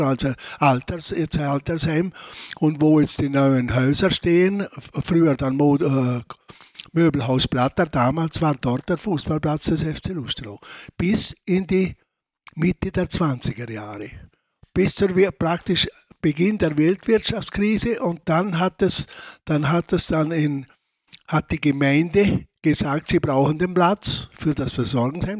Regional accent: Lustenau, Vorarlberg, Austria; Also ich bin in Lustenau geboren, in der Lustenau in die Schule gegangen

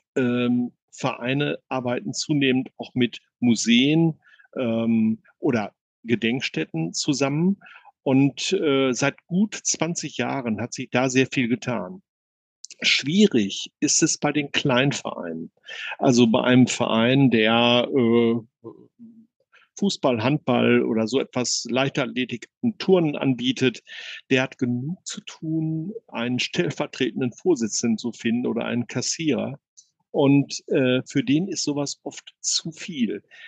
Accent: Bielefeld, North Rhine-Westphalia, Germany; also born or lived in Wewelsburg; als Bielefelder meine große Leidenschaft zu Arminia entdeckt

